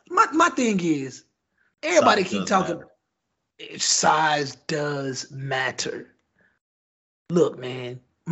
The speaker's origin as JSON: {"language": "English", "country": "United States", "tie": "born or raised there", "said": "I was born on American soil. I'm an American."}